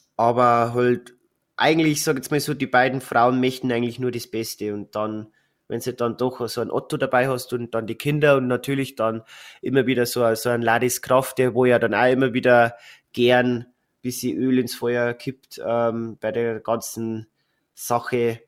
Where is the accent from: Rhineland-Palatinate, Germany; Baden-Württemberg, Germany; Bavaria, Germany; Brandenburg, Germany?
Bavaria, Germany; bei uns in Bayern